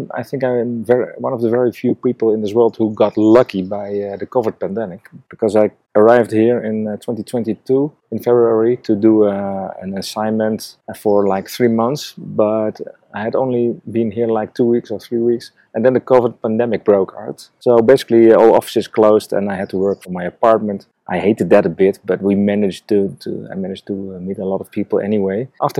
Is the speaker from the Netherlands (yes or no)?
yes; Netherlands; moved away as an adult; now in Nairobi, Kenya; I am from the Netherlands.